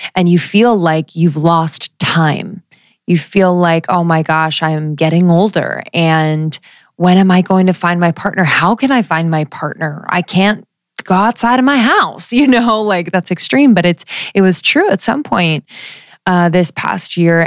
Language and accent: English; United States; growing up in the United States